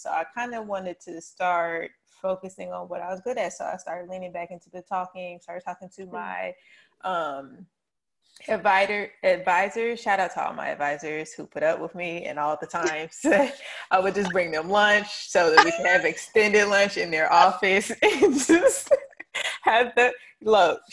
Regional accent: Charlotte, North Carolina, United States; I am born and raised in the Queen City of Charlotte, North Carolina, East East.

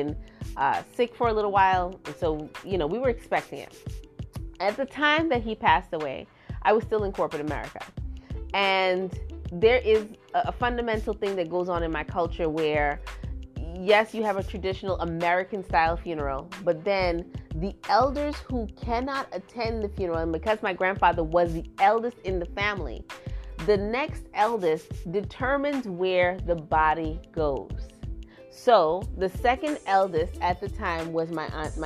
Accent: Trinidad & Tobago; now in United States; I am from Trinidad and I was raised in Trinidad

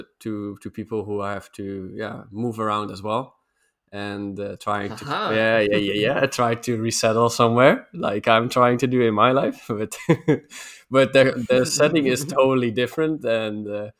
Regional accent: Netherlands; also born or lived in Sweden; And so we left Sweden and I'm back in the Netherlands again.

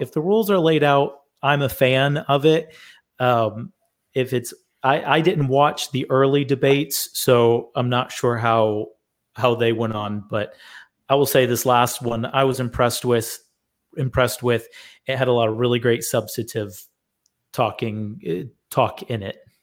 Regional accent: Michigan, United States; moved away; I'm originally from Michigan, and I have family that lives there

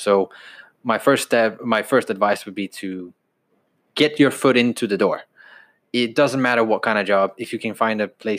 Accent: Aarhus, Central Denmark Region, Denmark; moved away as an adult; now in United Kingdom; And I'm born and raised in Denmark, grew up there, and I moved here when I was 19.

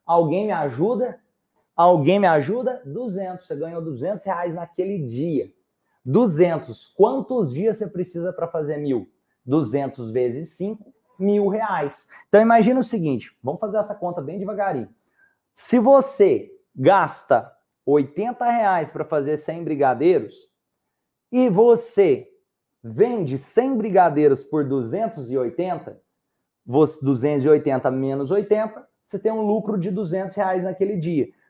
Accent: Minas Gerais, Brazil; E eu sou de Minas.

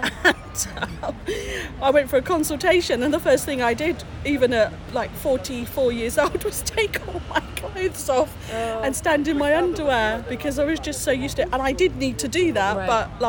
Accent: Oxford, South East England, United Kingdom; I come from Oxford in England

